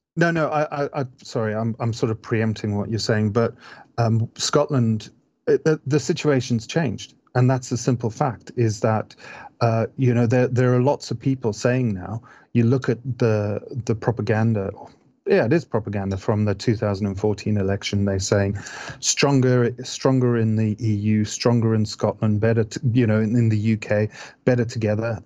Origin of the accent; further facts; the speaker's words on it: Zimbabwe; moved away; I grew up in Zimbabwe